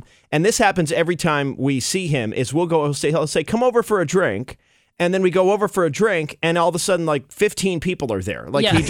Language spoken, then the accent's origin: English; Maine, United States; where are you guys from? And we'd say Maine